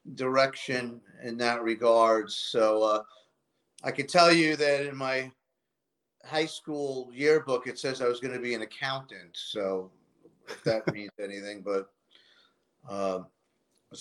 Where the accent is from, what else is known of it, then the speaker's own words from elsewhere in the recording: New York City, New York, United States; I grew up in Queens